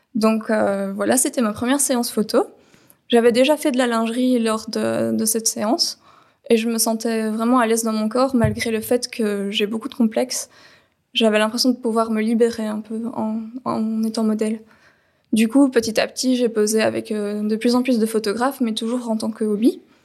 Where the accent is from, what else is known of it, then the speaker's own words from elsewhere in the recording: Belgium; Je suis née en Belgique, j'ai 32 ans